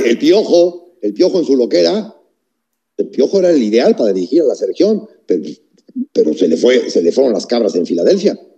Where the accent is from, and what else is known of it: Mexico